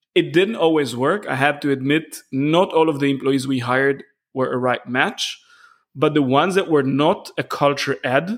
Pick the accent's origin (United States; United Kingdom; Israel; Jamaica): Israel; moved away as an adult; also born or lived in Munich, Germany; I moved back to Israel, which is my home country. And after 13 years in Munich